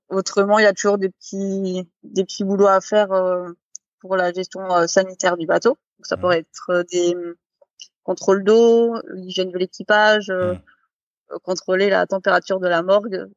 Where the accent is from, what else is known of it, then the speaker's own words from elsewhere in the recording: Strasbourg, Grand Est, France; moved away; also born or lived in French Polynesia; À la base de Strasbourg